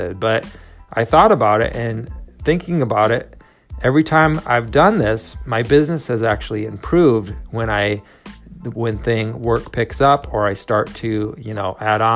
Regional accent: Minnesota, United States; now in California, United States; I grew up in Minnesota

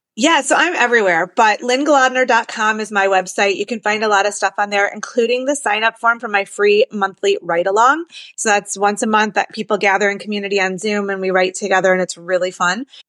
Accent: Detroit, Michigan, United States; I'm from Detroit and I actually have been writing a lot about place and I'm from Jewish Detroit

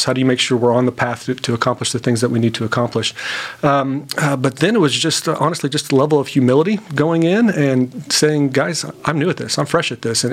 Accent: Tulsa, Oklahoma, United States; born and raised in Tulsa

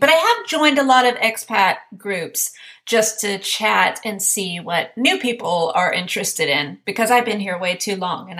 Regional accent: Sweden; English is a second language; So I just always say, I don't live in this country. Oh, where are you from? I'm from Sweden. Oh, your English is very good. Thank you.

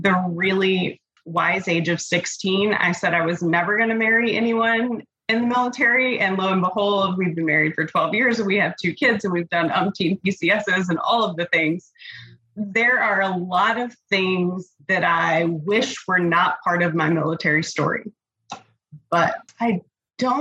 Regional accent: Hampton Roads, Virginia, United States; I grew up in Hampton Roads, and so the military was always something that was here

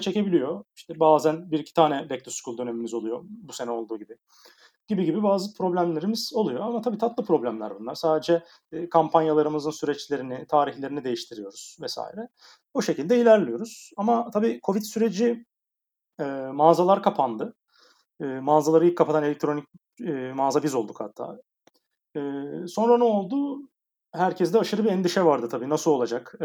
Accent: Aydın, Turkey; moved away as an adult; now in Istanbul, Turkey; Aydın Ege'liyim e, Egeliler olarak biraz rahat insanlarızdır genelde ama İstanbul çok bize göre değil.

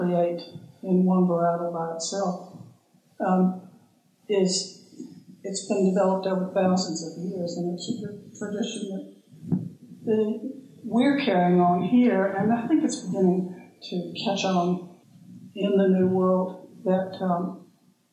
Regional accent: Virginia, United States; moved away as an adult; also born or lived in New Zealand; now in Clevedon, New Zealand; I grew up in Virginia

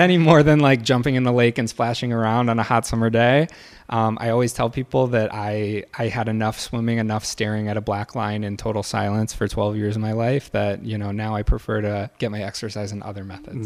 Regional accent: Michigan, United States; moved away as an adult; also born or lived in Evanston; now in Chicago, United States; I grew up in Michigan. Uh, lived there until I went to college

